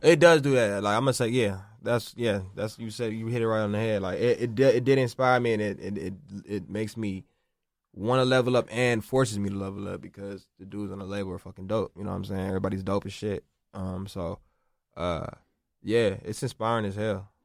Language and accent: English; Los Angeles, California, United States; I'm from South Central